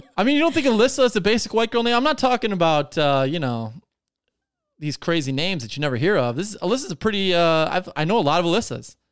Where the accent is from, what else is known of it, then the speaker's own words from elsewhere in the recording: Detroit, Michigan, United States; we're from Detroit